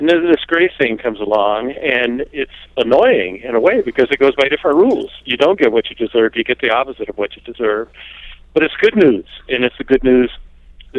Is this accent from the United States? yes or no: yes; the South, United States; I grew up in the South just as the Civil Rights Movement was getting underway